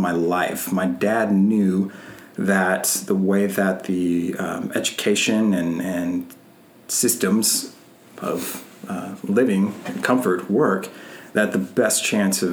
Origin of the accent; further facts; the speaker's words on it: Texas, United States; I am a native Texan